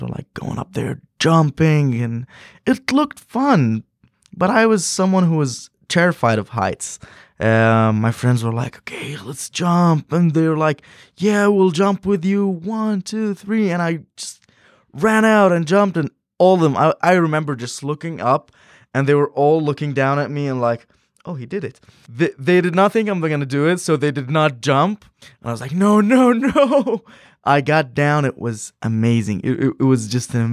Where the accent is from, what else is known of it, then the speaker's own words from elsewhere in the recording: Irbid, Irbid Governorate, Jordan; also born or lived in Washington State, United States; I'm from Urbit, Jordan